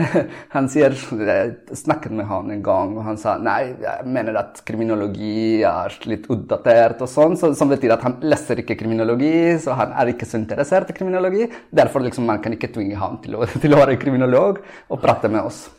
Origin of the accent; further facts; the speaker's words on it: Colombia; Norwegian is a second language; now in Oslo, Norway; jeg kommer fra Colombia